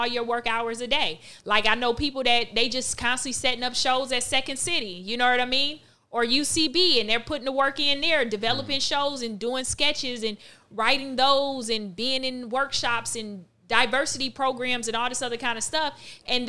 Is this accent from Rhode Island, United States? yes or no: no; South Florida, United States; I grew up the only child. I'm from South Florida